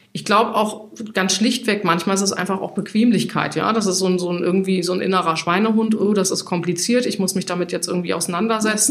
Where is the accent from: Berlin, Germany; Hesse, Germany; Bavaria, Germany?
Hesse, Germany; moved away as an adult; now in Hamburg, Germany; ich bin gebürtige Hessin, ich wollte immer von Hessen nach Hamburg